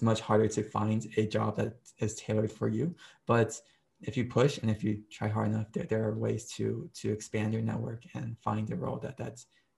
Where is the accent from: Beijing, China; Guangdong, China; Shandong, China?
Beijing, China; also born or lived in Japan; So my background is I was born in Japan, and then I grew up for half my life in Beijing, China. And for 7 years, I lived in a hotel.